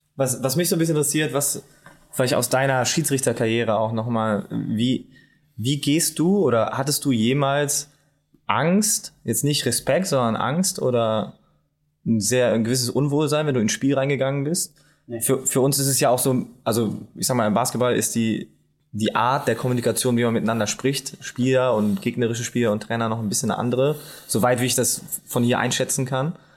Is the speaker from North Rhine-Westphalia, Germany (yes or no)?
yes; Bonn, North Rhine-Westphalia, Germany; now in Saxony-Anhalt, Germany; ich bin ich bin Bonner